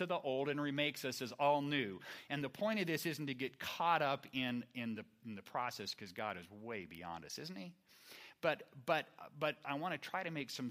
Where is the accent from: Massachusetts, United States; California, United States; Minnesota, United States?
California, United States; Fair Oaks; I grew up here in the Sacramento area, Fair Oaks